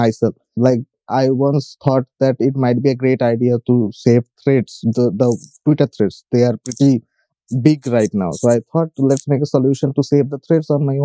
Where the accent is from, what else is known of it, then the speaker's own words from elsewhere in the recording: India; also born or lived in West Bengal, India; I am from India. I live in a state called West Bengal